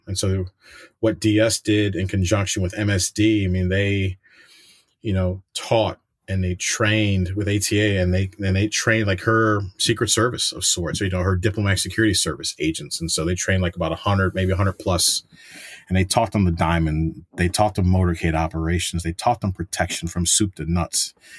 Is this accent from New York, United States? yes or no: yes; New York City, New York, United States; moved away as an adult; I'm a New Yorker, and I had family that w, that was in law enforcement, 'cause, you know, my dad was in N Y P D.